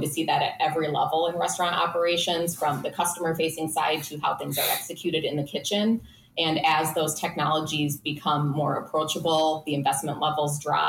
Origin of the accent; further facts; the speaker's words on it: Minnesota, United States; But yeah. I'm from Minnesota.